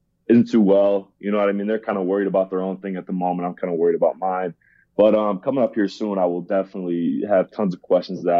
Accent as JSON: {"language": "English", "region": "Ohio", "country": "United States", "tie": "born or raised there", "said": "I grew up in Ohio"}